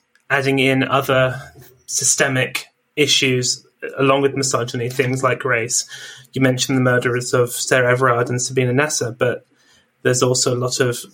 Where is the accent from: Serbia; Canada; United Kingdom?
United Kingdom; London; as a Londoner